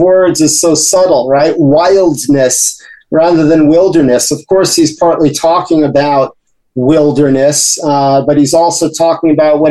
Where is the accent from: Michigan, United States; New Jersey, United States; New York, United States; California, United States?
New York, United States; the New York area, United States; growing up in the New York area